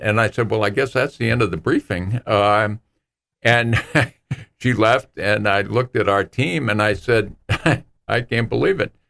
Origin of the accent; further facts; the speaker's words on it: New Bedford, Massachusetts, United States; my hometown of New Bedford